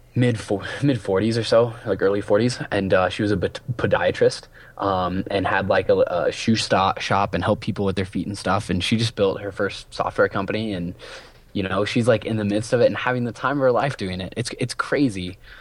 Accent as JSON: {"language": "English", "region": "Southeast Iowa", "country": "United States", "tie": "born or raised there", "said": "I grew up in a town of six hundred people in the middle of nowhere in Iowa."}